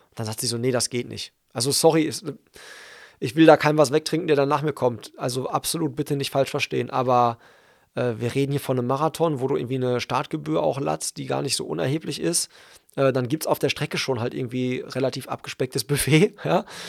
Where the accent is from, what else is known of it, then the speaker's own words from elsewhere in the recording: Hagen, North Rhine-Westphalia, Germany; in meiner Heimatstadt